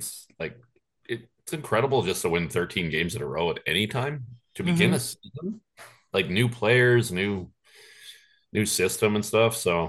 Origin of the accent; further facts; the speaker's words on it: Canada; this is crazy. Like, we're Canadian.